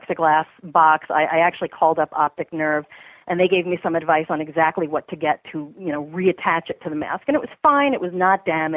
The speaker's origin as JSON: {"language": "English", "region": "New York", "country": "United States", "moved": "yes", "said": "I'm a New Yorker. I'm from New York originally"}